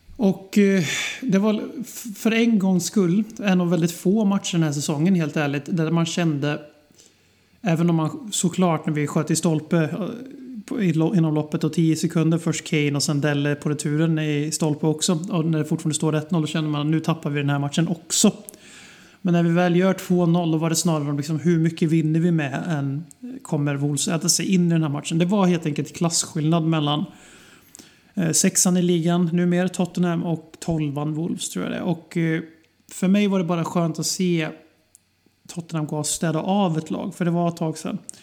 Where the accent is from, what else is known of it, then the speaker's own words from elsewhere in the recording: Sweden; vi svenskar